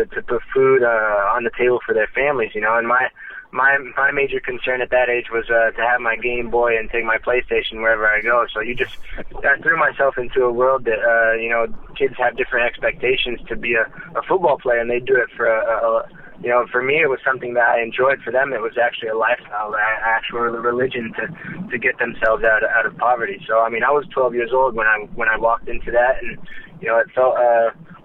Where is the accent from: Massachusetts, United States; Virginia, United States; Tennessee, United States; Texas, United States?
Texas, United States; Dallas; moved away as an adult; also born or lived in Portugal; now in Mexico; I grew up in Dallas, Texas